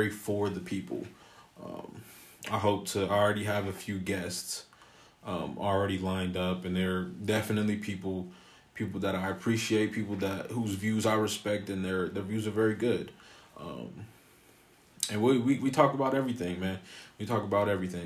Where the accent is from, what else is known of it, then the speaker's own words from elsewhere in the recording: Columbus, Ohio, United States; I am born and raised in Columbus, Ohio.